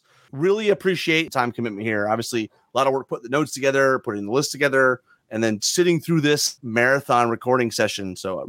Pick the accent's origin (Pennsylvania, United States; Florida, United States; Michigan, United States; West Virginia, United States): Michigan, United States; now in Memphis, United States; I'm not from the South either. I'm from Michigan originally, but you know, the more I live here in Memphis, you know, I'm not quite to the Southern gentleman that Dylan is over in Arkansas, but I'm hoping to get there one day.